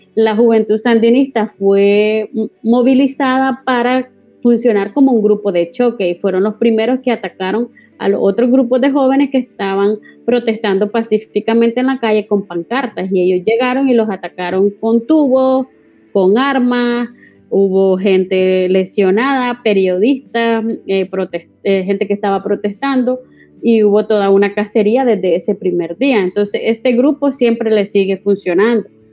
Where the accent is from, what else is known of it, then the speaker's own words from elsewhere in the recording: Nicaragua; moved away as an adult; now in Spain; yo salí de Nicaragua el, el 24 de diciembre de 2018 y llegué a España